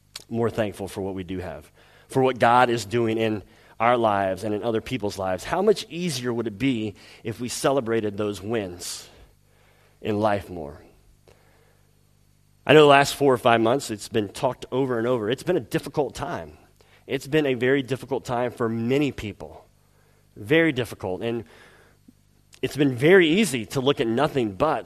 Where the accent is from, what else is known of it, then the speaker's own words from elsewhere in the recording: the South, United States; moved away; I'm from the South in the United States